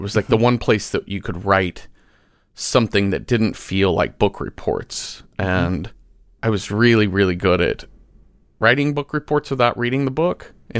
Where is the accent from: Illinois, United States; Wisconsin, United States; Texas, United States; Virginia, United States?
Texas, United States; Mesquite; We grew up in Mesquite, Texas, a suburb of Dallas.